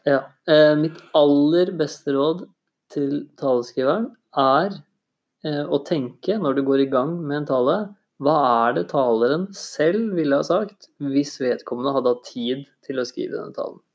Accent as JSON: {"language": "Norwegian", "region": "Innlandet / Eastern Norway", "country": "Norway", "said": "Jeg er jo fra, fra Innlandet eller fra Østlandet selv"}